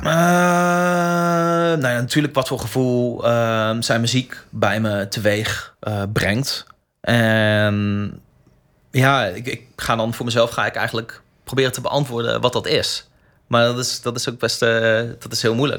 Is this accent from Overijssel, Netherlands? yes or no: no; Groningen, Netherlands; identiteit als Groninger